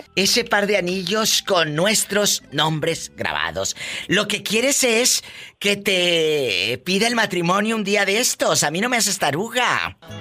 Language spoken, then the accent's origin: Spanish; Matamoros, Tamaulipas, Mexico; yo soy de Matamoros, Tamaulipas